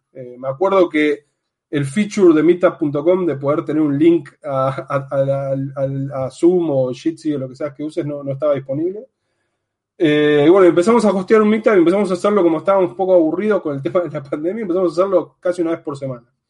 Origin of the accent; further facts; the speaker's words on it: Argentina; moved away as an adult; now in Amsterdam, Netherlands; soy de Argentina, estoy actualmente viviendo en Ámsterdam